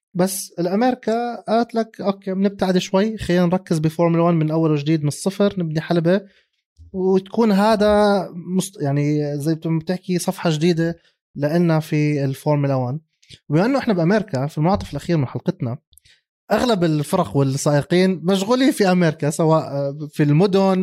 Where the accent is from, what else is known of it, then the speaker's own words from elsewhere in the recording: Jordan; عندنا بالاردن